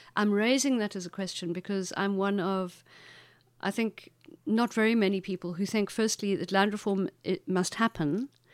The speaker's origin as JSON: {"language": "English", "town": "Makhanda", "region": "Eastern Cape", "country": "South Africa", "said": "the town that I'm from is called Makanda"}